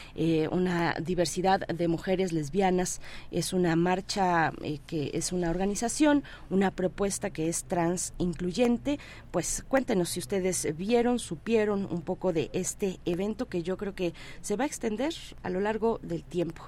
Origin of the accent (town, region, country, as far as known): Mexico